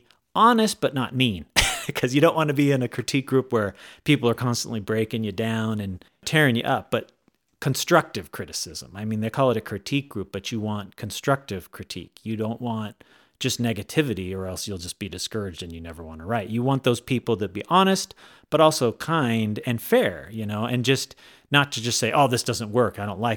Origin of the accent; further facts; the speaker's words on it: California, United States; now in Idaho, United States; Well, I tell you, like I said, I was born and raised in Southern California.